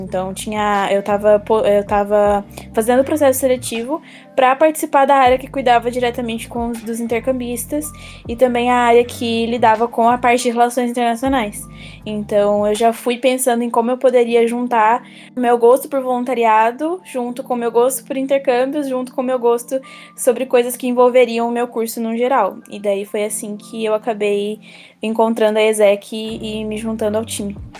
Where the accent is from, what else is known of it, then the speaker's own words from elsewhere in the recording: Jundiaí, São Paulo, Brazil; moved away as an adult; now in Pelotas, Brazil; eu sou do interior de São Paulo, de uma cidade chamada Jundiaí, e vim para Pelotas por conta da universidade